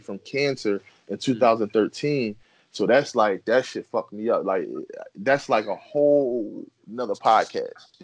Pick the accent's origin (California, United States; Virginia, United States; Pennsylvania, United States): Pennsylvania, United States; Philadelphia; I'm from Philly. Yeah. My cousin live up the street